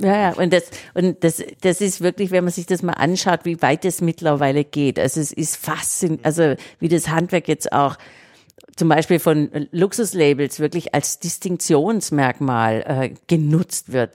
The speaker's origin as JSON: {"language": "German", "town": "Obergruppenbach", "region": "Baden-Württemberg", "country": "Germany", "tie": "born or raised there", "said": "Ich komme auch vom Land, also am Kaff mit 600 Seelen damals. Äh, Obergruppenbach bei Heilbronn, Süddeutschland."}